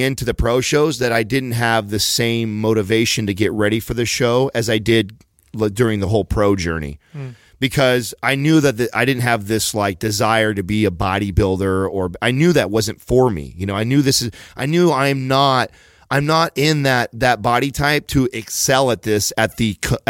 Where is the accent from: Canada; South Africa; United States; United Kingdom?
United States; San Jose, California; I wanted to do it in my hometown